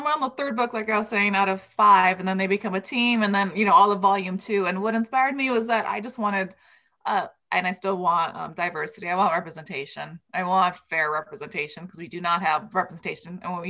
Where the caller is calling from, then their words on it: Los Angeles, California, United States; Oh, I'm coming in from Los Angeles, from East LA.